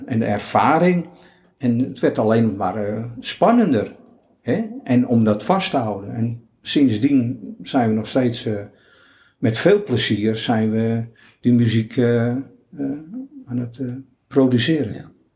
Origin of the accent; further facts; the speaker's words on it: Netherlands; We zijn natuurlijk uit Nederland met onze eigen cultuur, met onze eigen achtergrond